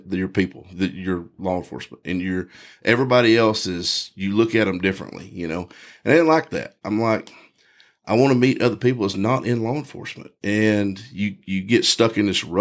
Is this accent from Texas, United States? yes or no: yes; Texas, United States; I grew up in Texas, born and raised